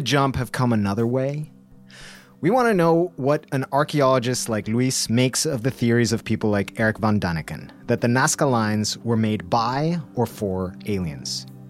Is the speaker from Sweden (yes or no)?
no; Bolivia; my home country, Bolivia